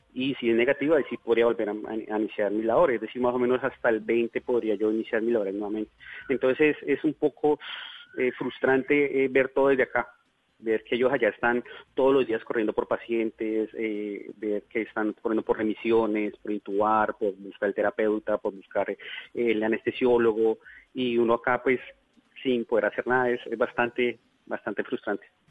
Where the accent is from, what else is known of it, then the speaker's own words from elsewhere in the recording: Bogotá, Colombia; moved away as an adult; now in Leticia, Colombia; yo soy bogotano, pero hace próximamente unos nueve años me radiqué aquí